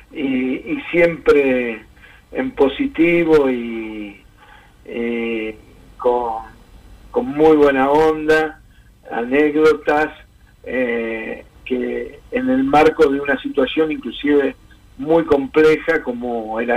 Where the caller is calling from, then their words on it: Lanús, Buenos Aires Province, Argentina; de Lanús